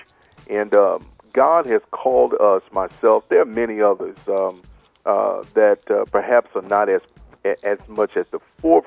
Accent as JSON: {"language": "English", "town": "Marlin", "region": "Texas", "country": "United States", "said": "I'm from Little Marlin, Texas, down south of Waco"}